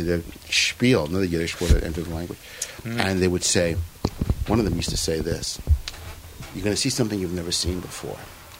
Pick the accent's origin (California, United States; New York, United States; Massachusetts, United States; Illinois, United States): New York, United States; New York City; There's something great about growing up in Coney Island.